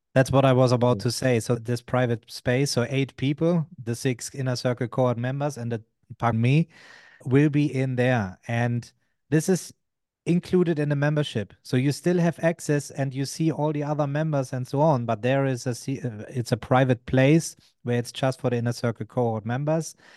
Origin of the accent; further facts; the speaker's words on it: Germany; I'm from Germany